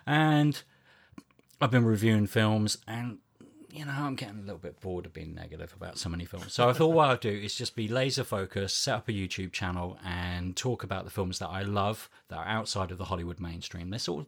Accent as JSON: {"language": "English", "country": "New Zealand", "tie": "born or raised there", "said": "I didn't know who he was because I grew up in New Zealand."}